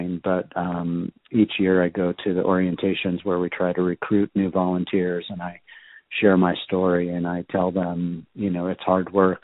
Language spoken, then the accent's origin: English; Southern California, United States; also born or lived in Telluride; I grew up in Southern California, so I was a skateboarder.